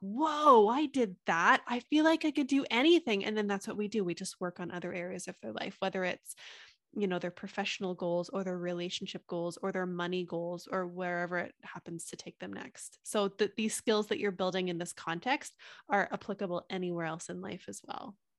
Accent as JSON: {"language": "English", "country": "Canada", "said": "I'm from Canada"}